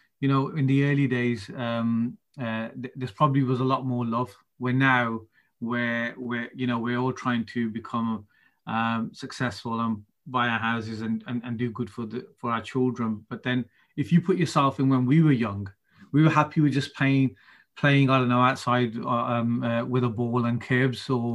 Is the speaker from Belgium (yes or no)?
no; Birmingham, West Midlands, United Kingdom; I'm born and bred in Birmingham